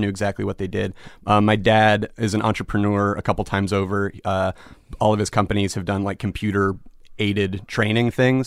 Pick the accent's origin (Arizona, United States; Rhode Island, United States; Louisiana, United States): Arizona, United States; Phoenix; moved away as an adult; also born or lived in New York; I'm from Phoenix, Arizona